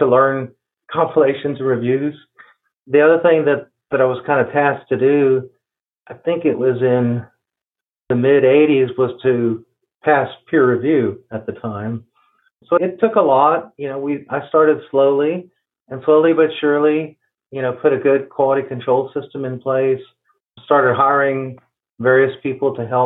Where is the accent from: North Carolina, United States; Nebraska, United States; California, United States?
Nebraska, United States; Omaha; moved away as an adult; also born or lived in Austin, Texas / Houston, Texas; I came from Omaha, Nebraska originally, my native town